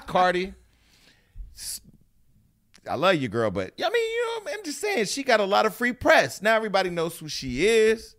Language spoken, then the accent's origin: English; Stockton, California, United States; moved away as an adult; also born or lived in Burbank / Hollywood; now in Los Angeles, United States; I'm from Stockton